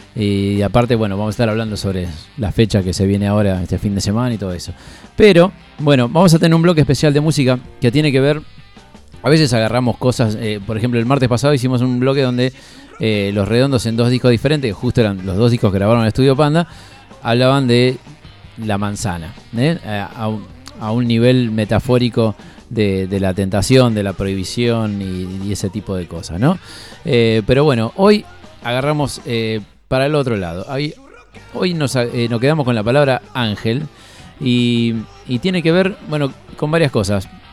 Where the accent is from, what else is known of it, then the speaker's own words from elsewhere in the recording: Aldo Bonzi, Buenos Aires Province, Argentina; yo soy del oeste, yo soy de Aldo Bonzi, sigo viviendo en la misma casa eh, desde que tengo uso de razón